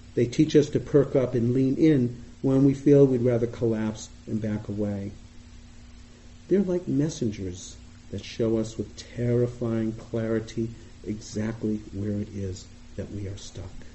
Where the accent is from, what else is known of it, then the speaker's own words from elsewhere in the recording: Boston, Massachusetts, United States; accent: Boston; You may hear from my voice, I sound like I'm from Boston, and I am.